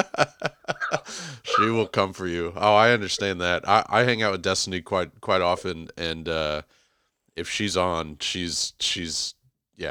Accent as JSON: {"language": "English", "town": "Houston", "region": "Texas", "country": "United States", "tie": "born or raised there", "said": "I was born and raised in Houston"}